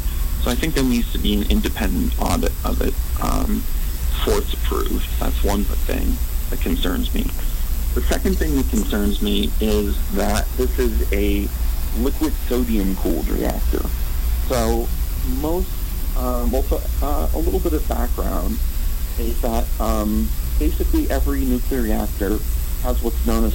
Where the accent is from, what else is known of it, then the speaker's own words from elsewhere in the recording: Albuquerque, New Mexico, United States; moved away as an adult; also born or lived in Seattle / Florida; now in Wyoming, United States; I grew up in Albuquerque, New Mexico